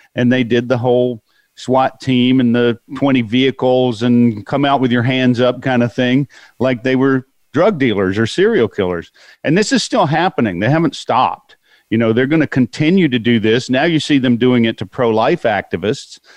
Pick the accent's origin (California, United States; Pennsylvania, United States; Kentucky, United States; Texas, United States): California, United States; I'm from California